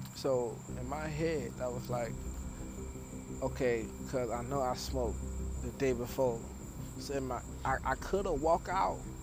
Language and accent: English; Broward County, Florida, United States; I'm from Broward County, Florida, USA